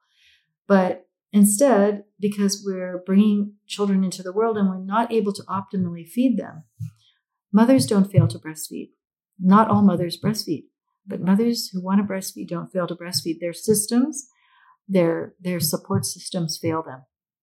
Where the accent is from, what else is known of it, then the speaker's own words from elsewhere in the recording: United States; the United States is where I was raised, even though I'm Filipino.